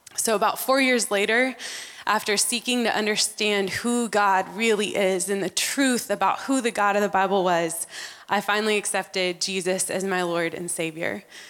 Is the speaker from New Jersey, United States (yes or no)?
no; Texas, United States; also born or lived in Amman, Jordan; back to Texas. And that's where we grew up